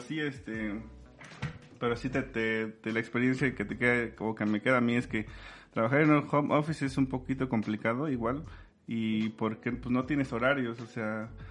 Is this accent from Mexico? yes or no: yes; Sierra Norte de Puebla, Mexico; yo soy de la Sierra Norte de Puebla